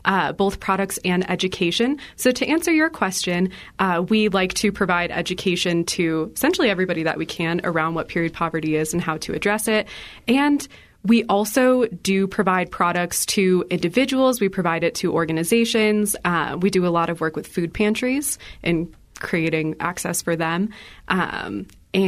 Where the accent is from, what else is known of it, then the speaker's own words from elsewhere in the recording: Illinois, United States; now in Colorado, United States; I come from Illinois